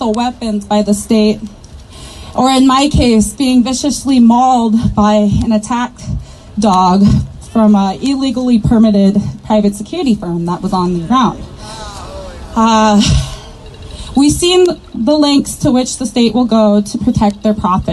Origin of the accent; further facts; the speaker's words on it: Cheyenne River Sioux Reservation, South Dakota, United States; I am from the Cheyenne River Sioux Reservation.